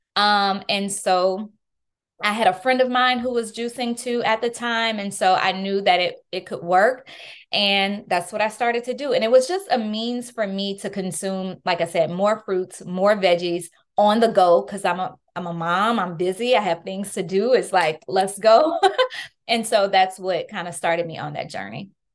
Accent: New Orleans, Louisiana, United States; moved away; I was born and raised in New Orleans, Louisiana

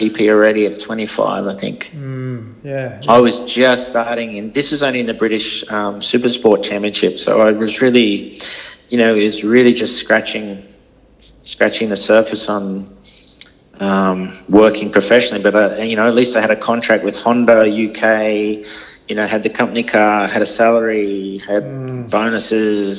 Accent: Australia; I'm from Australia

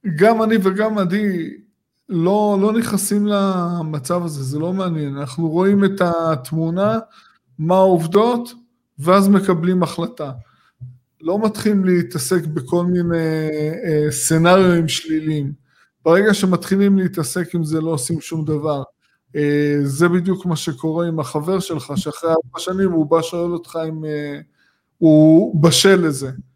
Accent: Tel Aviv area, Tel Aviv District, Israel; אני גדלתי פה

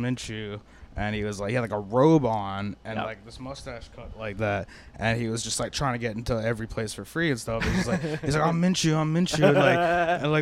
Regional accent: Fort Lauderdale, Florida, United States; also born or lived in Salem County, New Jersey / Orlando, Florida; I grew up in South Florida

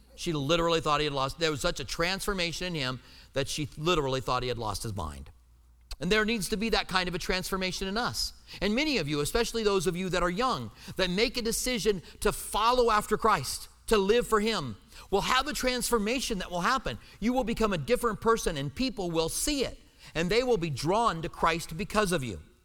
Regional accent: United States; I'm an American

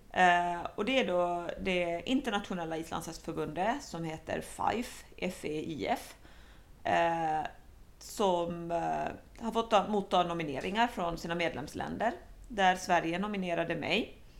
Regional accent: Helsinki, Uusimaa, Finland; first language Swedish; moved away as an adult; now in Sweden; jag är faktiskt väldigt dålig på finska fast jag är uppvuxen i Helsingfors.

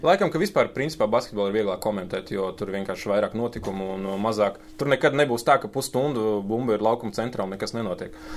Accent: Latvia; first language Lithuanian; Latvian is a second language; also born or lived in Kaunas, Lithuania / Riga, Latvia / Kauguri, Jūrmala, Latvia; lai gan es dzīvoju Latvijā, es uzskatīju, ka es tomēr esmu no Kaunas.

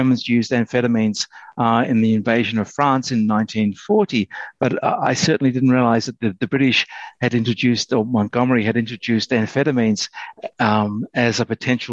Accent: Australia; I grew up in Australia with a lot of ex-soldiers refusing to talk about the war

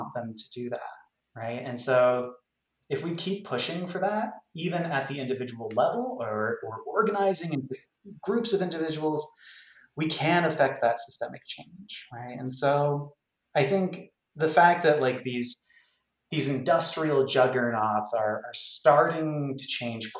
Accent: Catskill Mountains, rural New York, United States; I grew up in the Catskill Mountains in rural New York. When I was a kid, I moved around

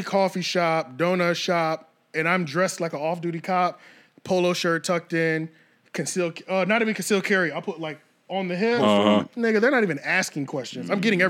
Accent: Philadelphia, Pennsylvania, United States; They'd be like, you work up in Philly? Yeah, yeah, I'm from Philly.

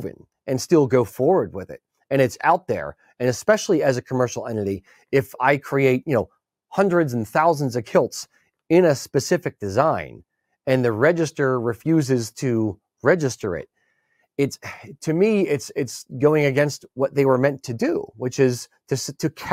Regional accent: United States; as an American

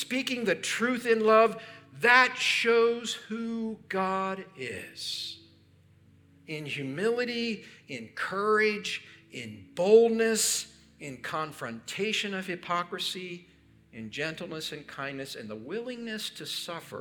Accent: Pennsylvania, United States; where I grew up in Pennsylvania

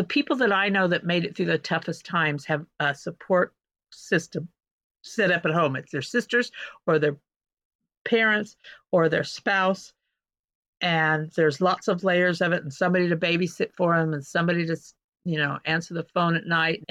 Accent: St. John, Kansas, United States; moved away as an adult; now in Seattle, United States; 350 miles from you, right in the middle of Kansas. Tiny little town called St. John. I'm a fifth generation farm owner

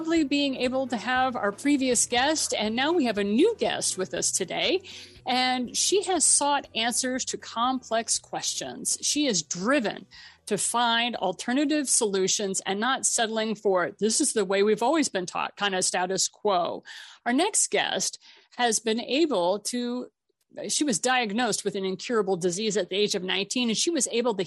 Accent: Missouri, United States; I'm from Missouri

